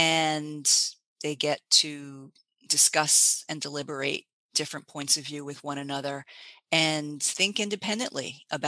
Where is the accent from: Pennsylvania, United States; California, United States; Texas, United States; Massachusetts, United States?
Massachusetts, United States; Boston; now in San Francisco, United States; I came from the Boston area.